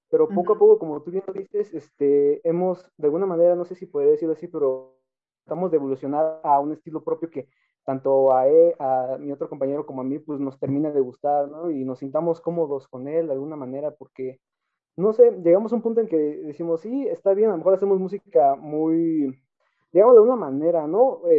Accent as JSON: {"language": "Spanish", "town": "Atizapán de Zaragoza", "region": "State of Mexico", "country": "Mexico", "said": "sí somos aquí de México, del, estado. del estado de México."}